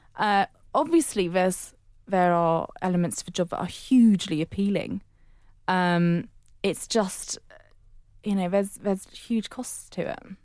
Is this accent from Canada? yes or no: no; Netherlands; now in London, United Kingdom; I, I grew up in Holland for a large chunk, but I was born in London and that's where I spent my first six years